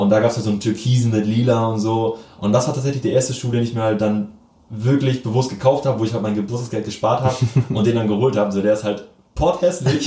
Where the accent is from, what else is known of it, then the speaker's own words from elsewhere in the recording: Lockwisch, Mecklenburg-Vorpommern, Germany; now in Lübeck, Germany; ich komm tatsächlich aus Mecklenburg